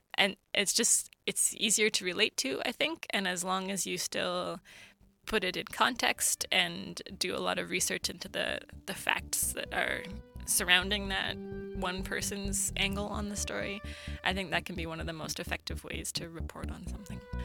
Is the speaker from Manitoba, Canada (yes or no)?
no; Kingman, Alberta, Canada; also born or lived in Sweden; I grew up near Camrose, uh, near a village of about eighty called Kingman.